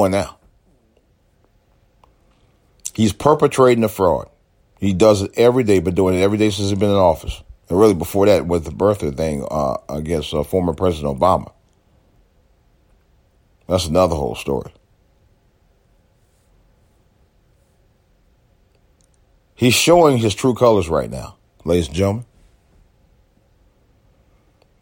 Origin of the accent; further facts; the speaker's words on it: United States; as an American citizen, as an American U.S. taxpayer